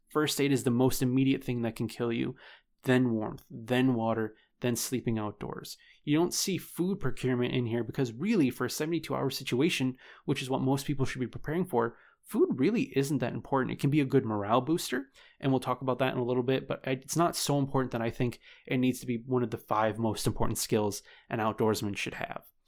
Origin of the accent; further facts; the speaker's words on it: New York, United States; my home state of New York